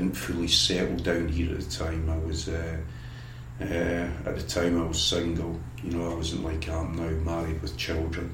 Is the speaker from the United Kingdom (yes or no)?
yes; Scotland, United Kingdom; moved away; as a youngster growing up in Scotland